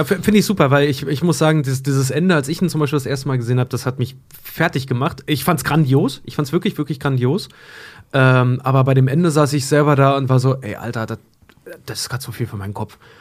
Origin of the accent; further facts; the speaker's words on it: Schwedt, Brandenburg, Germany; now in Hamburg, Germany; In meiner Heimatstadt Schwedt